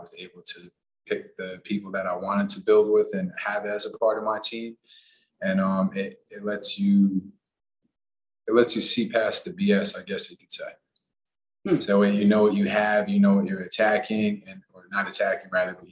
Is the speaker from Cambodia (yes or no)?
no; Puerto Rico; born there; also born or lived in Los Angeles / Massachusetts; I grew up, I was born in Puerto Rico. I moved to LA. I lived in Massachusetts for a little bit.